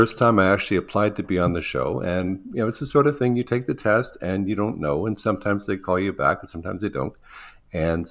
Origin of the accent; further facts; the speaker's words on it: Thunder Bay, Ontario, Canada; now in Toronto, Canada; I actually grew up in Northern Ontario in a small city called Thunder Bay. And I hadn't lived there for 40 years.